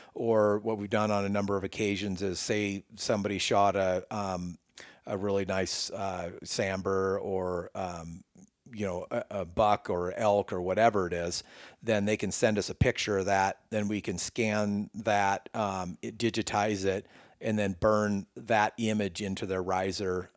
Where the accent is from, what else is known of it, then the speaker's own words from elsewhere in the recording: Northern California, United States; moved away as an adult; now in Colorado, United States; born and raised in Northern California my whole life